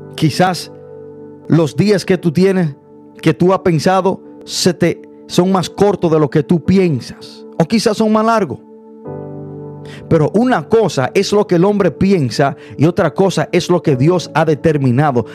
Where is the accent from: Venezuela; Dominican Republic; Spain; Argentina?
Dominican Republic; yo soy dominicano